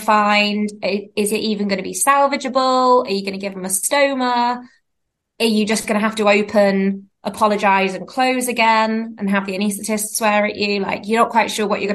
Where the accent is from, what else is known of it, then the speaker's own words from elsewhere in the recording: Bristol, South West England, United Kingdom; moved away as an adult; now in Merseyside, United Kingdom; I'm originally from Bristol and did all my pre-reg training down in Bristol before moving up to Mersey